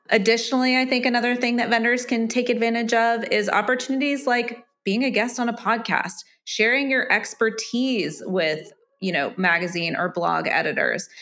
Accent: United States; being an American who has considered potentially tying the knot in the U K

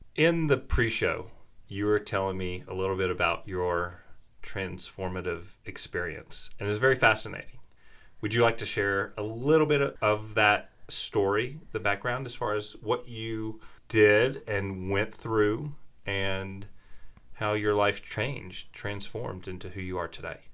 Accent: the South, United States; moved away as an adult; now in Jackson Hole, United States; Growing up in the South

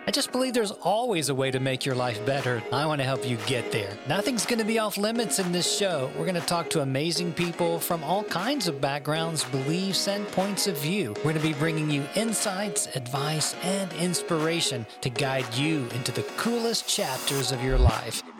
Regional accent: Memphis, Tennessee, United States; also born or lived in Birmingham, Alabama; We moved from Birmingham, Alabama, when I was a child to Memphis, Tennessee

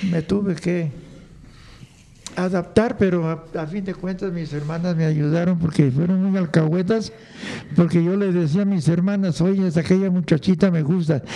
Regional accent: Motozintla, Chiapas, Mexico; yo nací en, se llama Motocintla con Z, Motocintla. Motocintla. Está en el estado de Chiapas, pegado al río Suchate, ayer este, con frontera con Guatemala

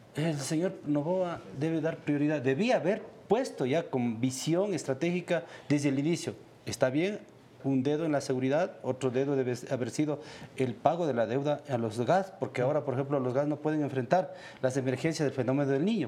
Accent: Ecuador; como ecuatoriano

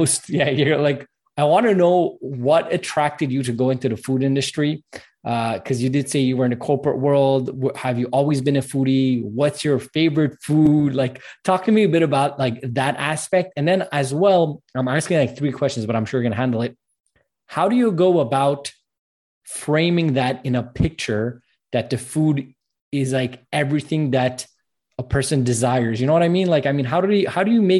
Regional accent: Montreal, Quebec, Canada; I'm actually from Montreal, Canada

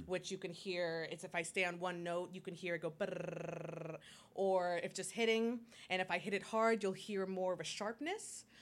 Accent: St. Croix, U.S. Virgin Islands; moved away; I was born and raised in St. Croix in the U.S. Virgin Islands

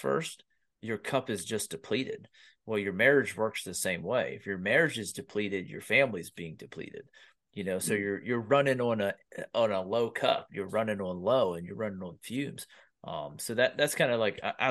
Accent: Pennsylvania, United States; I grew up in Pennsylvania

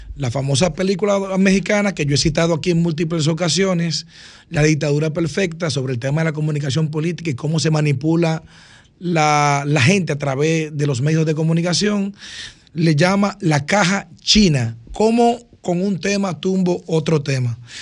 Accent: Cambita Garabitos, San Cristóbal, Dominican Republic; yo que soy de Cambita

